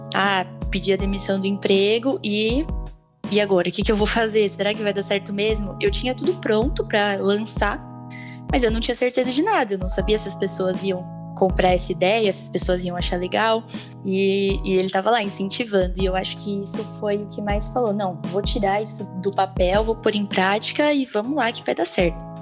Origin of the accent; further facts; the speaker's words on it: Santo André, São Paulo, Brazil; eu sou de Santo André